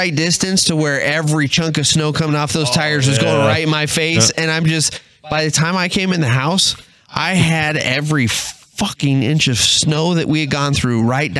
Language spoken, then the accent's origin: English; Texas, United States; now in Michigan, United States; I'm originally from Texas